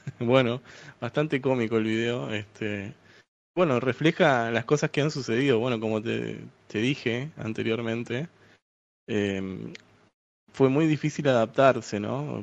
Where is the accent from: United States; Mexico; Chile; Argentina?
Argentina; Buenos Aires; de Buenos Aires, Argentina